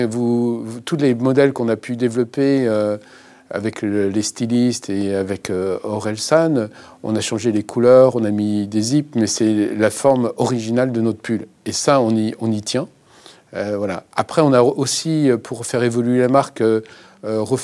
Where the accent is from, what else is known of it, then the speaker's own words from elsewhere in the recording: Normandy, France; Et, les Normands, euh, je suis normand, euh, vivons heureux, vivons cachés.